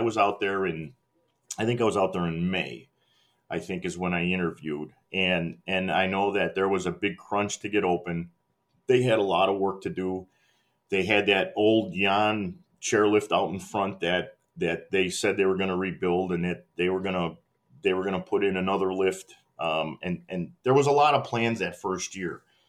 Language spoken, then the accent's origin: English; Midwest, United States; I came from the Midwest.